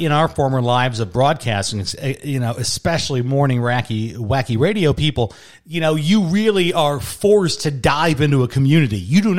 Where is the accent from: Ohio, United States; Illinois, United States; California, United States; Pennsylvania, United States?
Illinois, United States; Chicago; born or raised there; also born or lived in Michigan; now in Arizona, United States